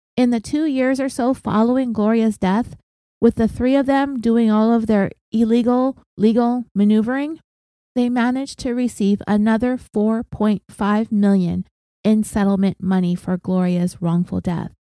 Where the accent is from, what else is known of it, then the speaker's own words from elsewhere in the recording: California, United States; And I'm from California.